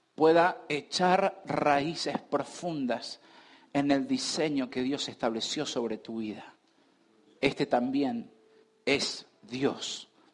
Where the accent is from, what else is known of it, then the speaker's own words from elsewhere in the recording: Argentina; Nosotros hoy estamos como argentinos